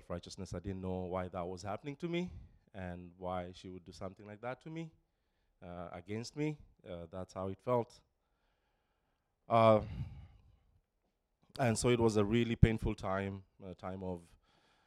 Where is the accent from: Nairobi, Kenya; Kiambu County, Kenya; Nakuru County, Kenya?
Nairobi, Kenya; moved away; Born and raised in Nairobi, Kenya, to a family of four siblings